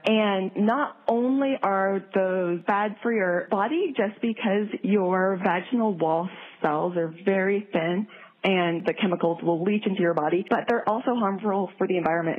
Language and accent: English; Midwest, United States; also born or lived in South Korea; I'm from the Midwest